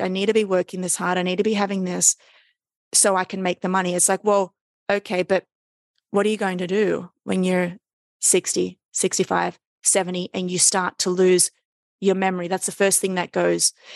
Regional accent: Sydney, New South Wales, Australia; moved away as an adult; now in New York City, United States; I live in New York City, but I am Australian from Sydney

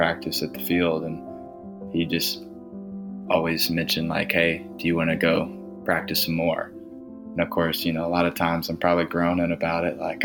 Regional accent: DeLand, Florida, United States; growing up in DeLand, Florida, as a young kiddo

